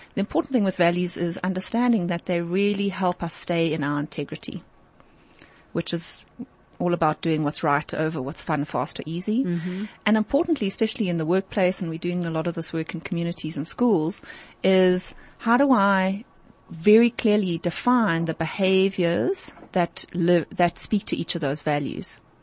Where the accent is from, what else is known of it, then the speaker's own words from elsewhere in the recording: South Africa; as a South African